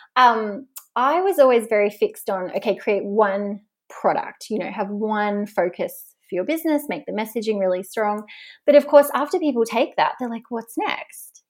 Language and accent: English; Tasmania, Australia; moved away; I'm from Tasmania